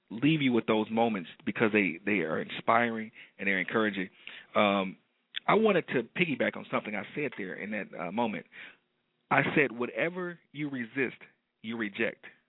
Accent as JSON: {"language": "English", "town": "Detroit", "region": "Michigan", "country": "United States", "tie": "born or raised there", "said": "detroit my hometown"}